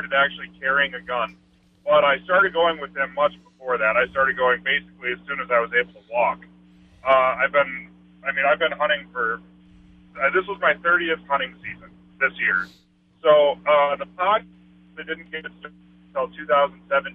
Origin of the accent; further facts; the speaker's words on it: North Dakota, United States; I'm from North Dakota